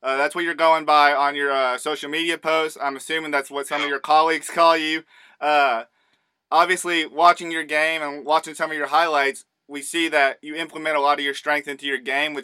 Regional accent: Southeast, United States; I'm from the Southeast, so we don't get a ton of snow down here

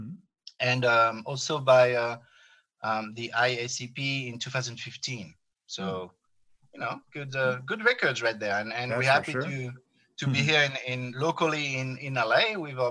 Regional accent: France; accent: French; English is a second language; moved away; I'm French, as you can tell with my heavy accent.

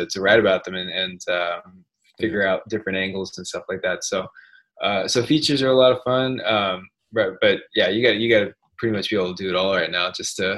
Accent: Sacramento, California, United States; I grew up in Sacramento.

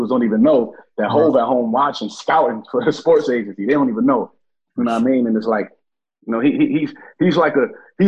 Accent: Buffalo, New York, United States; We from Buffalo

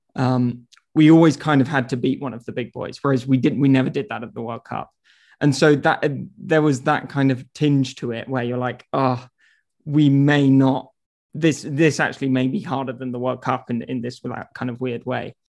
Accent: England, United Kingdom; as an Englishman

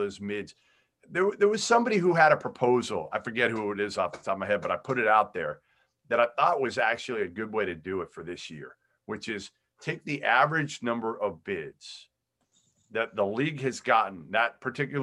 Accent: Massachusetts, United States; I'm from Massachusetts

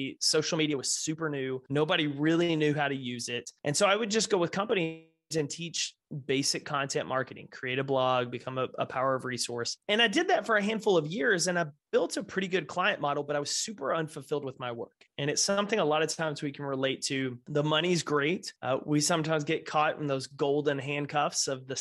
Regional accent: Texas, United States; Grew up, born and raised in Texas

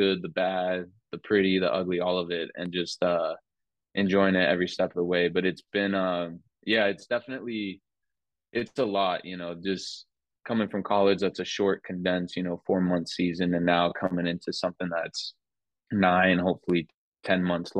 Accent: Las Vegas, Nevada, United States; moved away as an adult; also born or lived in Phoenix, Arizona; now in Portland, United States; growing up in Vegas and then going to Phoenix, it's only a 4-hour drive

